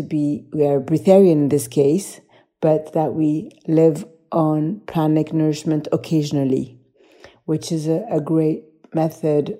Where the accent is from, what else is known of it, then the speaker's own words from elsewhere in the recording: Poland; I come from Poland.